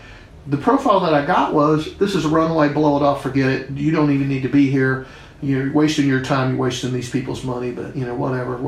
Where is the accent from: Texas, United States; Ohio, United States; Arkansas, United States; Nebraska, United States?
Texas, United States; I'm from in Texas.